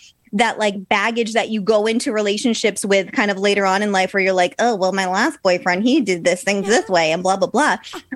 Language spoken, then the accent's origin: English; Mattapoisett, Massachusetts, United States; moved away as an adult; now in California, United States; I grew up in Massachusetts down in a super small town called Mattapoisett